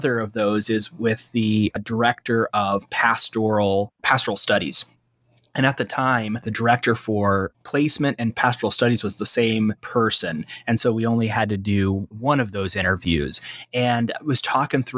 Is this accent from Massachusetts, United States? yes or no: no; Fort Wayne, Indiana, United States; also born or lived in Nashville, Illinois; I grew up here in Fort Wayne, I still have family here in Fort Wayne.